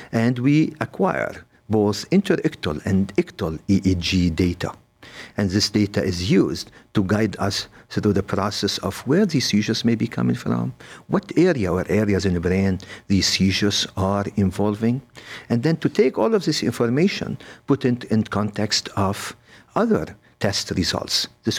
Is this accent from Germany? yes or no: no; Lebanon; moved away as an adult; also born or lived in Beirut, Lebanon / Paris, France / Los Angeles, United States; now in Cleveland, United States; I'm from Lebanon. I did go to medical school in Beirut in the French University. And then I got to Cleveland Clinic through Paris and Los Angeles